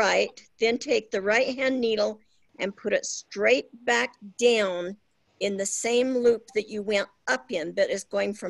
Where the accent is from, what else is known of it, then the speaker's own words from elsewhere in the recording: Salt Lake City, Utah, United States; from Salt Lake City, Utah.